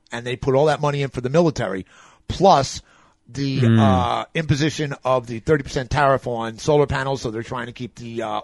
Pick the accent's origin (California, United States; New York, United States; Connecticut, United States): New York, United States; I'm from New York, man.